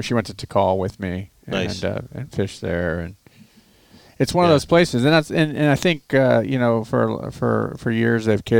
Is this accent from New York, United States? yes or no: no; Florida, United States; grew up in Florida. It's flat. There's no mountains, so...